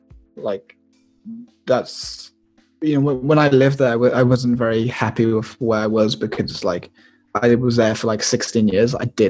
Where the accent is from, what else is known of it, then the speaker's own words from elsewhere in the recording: Malaysia; It's just like, this is just the, just because I'm like Malaysian Chinese.